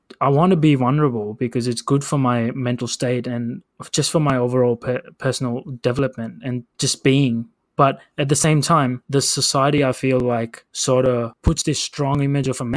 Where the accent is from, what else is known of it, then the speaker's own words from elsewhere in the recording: India; accent: Indian; my Indian accent